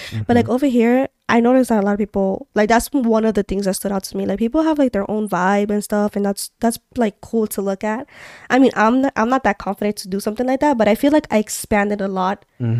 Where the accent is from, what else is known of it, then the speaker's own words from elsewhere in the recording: Montreal, Quebec, Canada; Since we're from Montreal, we can talk about also like, what have you, these couple weeks we've been exploring more.